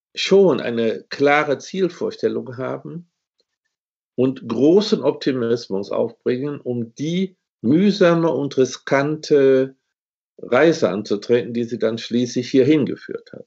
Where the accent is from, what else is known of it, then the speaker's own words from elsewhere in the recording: Germany; ich bin in Westdeutschland geboren.